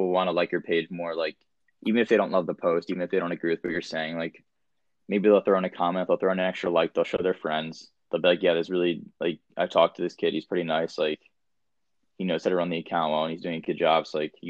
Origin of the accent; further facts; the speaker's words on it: New Jersey, United States; I'm from Jersey too.